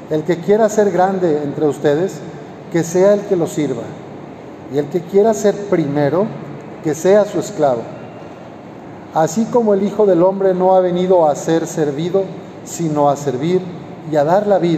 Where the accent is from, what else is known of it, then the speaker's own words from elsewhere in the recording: Lagos de Moreno, Jalisco, Mexico; pero sí he caminado una ocasión ya de ahí de mi pueblo, de Lagos de Moreno